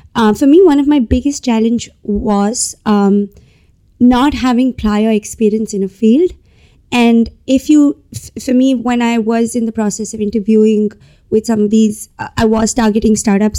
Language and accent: English; India; So I come from India. I moved around a lot when I was a child in India growing up.